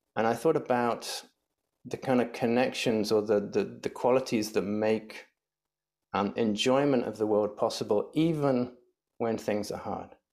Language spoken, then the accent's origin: English; England, United Kingdom; moved away; growing up in England